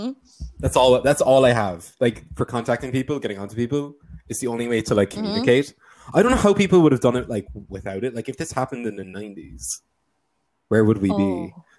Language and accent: English; Ireland; I'm also Irish, if you couldn't tell, but I'm a cooler Irish person.